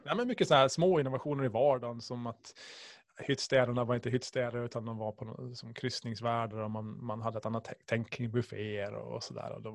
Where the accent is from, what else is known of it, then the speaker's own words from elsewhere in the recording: Åland Islands; Ålandsfärjan förstås, som alla ålänningar